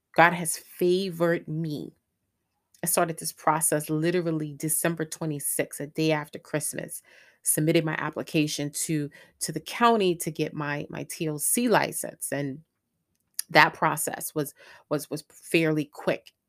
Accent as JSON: {"language": "English", "region": "New York", "country": "United States", "also_born_or_lived": "Greensboro, North Carolina", "moved": "as an adult", "said": "I'm originally from New York."}